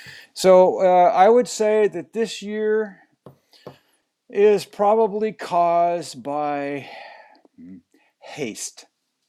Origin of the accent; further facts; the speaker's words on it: California, United States; I am kind of from California, although I hate to say it.